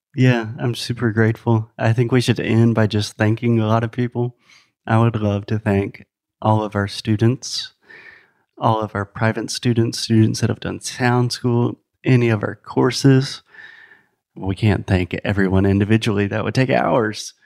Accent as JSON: {"language": "English", "region": "South Carolina", "country": "United States", "first_language": "English", "moved": "yes", "said": "I'm from the United States, originally from South Carolina."}